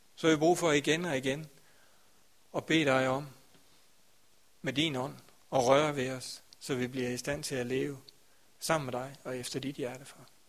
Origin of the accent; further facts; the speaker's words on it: Grindsted, Southern Denmark, Denmark; Grænsted, hvor jeg kommer fra